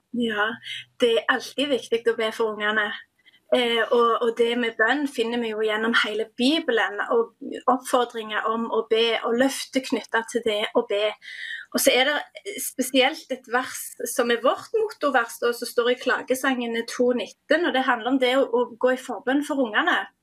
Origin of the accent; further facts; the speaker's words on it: Dirdal, Rogaland, Norway; jeg kommer fra ei lita bygd som heter Dirdal